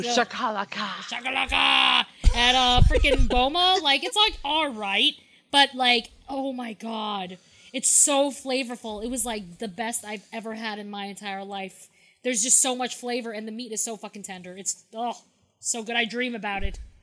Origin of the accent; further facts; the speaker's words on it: New York, United States; I'm from New York